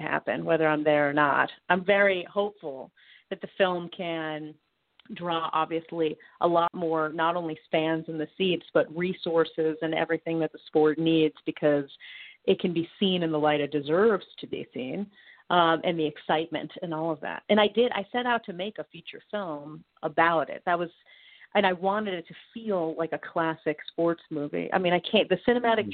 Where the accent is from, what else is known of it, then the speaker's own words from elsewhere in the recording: Boston, Massachusetts, United States; I was born in Boston. I'm from there.